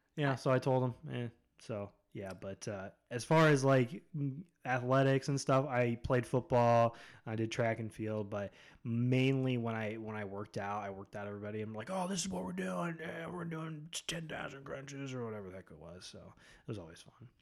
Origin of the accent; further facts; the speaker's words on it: Spencer, Ohio, United States; also born or lived in Akron, Ohio / Medina, Ohio; Spencer, that's where I mainly grew up from, like, fifth grade through high school. Um, so that's where I'm from originally, is Spencer